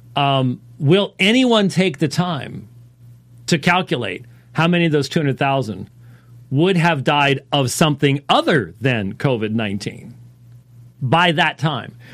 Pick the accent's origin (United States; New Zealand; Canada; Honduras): United States; Minneapolis, Minnesota; moved away; I was born in Minneapolis